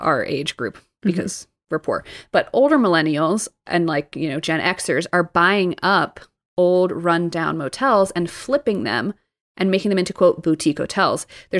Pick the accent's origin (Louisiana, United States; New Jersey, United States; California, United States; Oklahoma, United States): New Jersey, United States; growing up in New Jersey